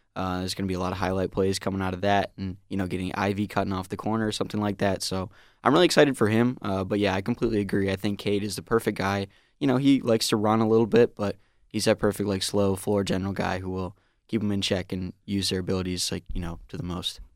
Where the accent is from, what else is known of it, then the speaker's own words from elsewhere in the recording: East Lansing, Michigan, United States; I'm from just an area in East Lansing